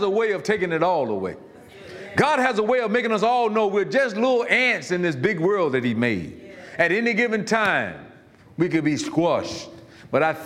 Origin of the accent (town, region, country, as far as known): Florida, United States; born or raised there